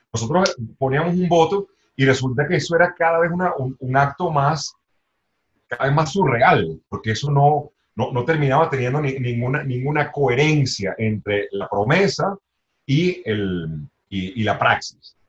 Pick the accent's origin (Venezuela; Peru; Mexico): Venezuela; nuestro país